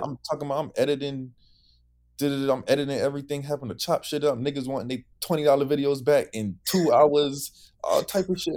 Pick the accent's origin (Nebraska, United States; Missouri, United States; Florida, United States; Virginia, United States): Florida, United States; Broward; I'm from Broward